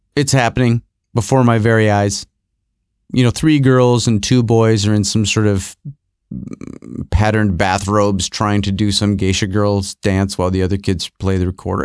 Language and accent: English; Rochester, New York, United States; moved away; also born or lived in Los Angeles; when I was growing up in Rochester, New York